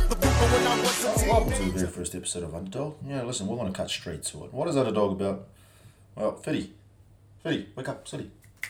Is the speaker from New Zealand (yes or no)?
yes; New Zealand; also born or lived in Samoa; I come from New Zealand. I was born in Samoa. We moved over to New Zealand in 1993.